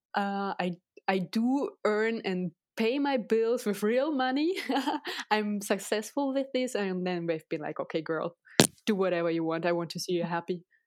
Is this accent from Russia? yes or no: yes; Russia; English is a second language; moved away; I was born and raised in Russia